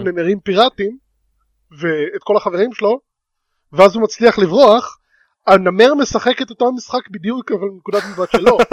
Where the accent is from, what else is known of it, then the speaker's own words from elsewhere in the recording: Ness Ziona, Central District, Israel; moved away; אני מנס ציון במקור